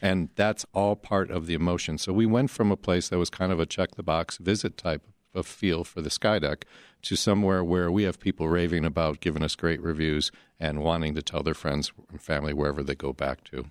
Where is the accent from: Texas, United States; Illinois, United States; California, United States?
Illinois, United States; Chicago; as Chicagoans